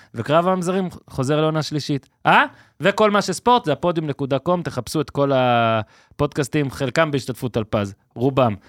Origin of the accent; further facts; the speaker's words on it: Israel; אנחנו כישראלים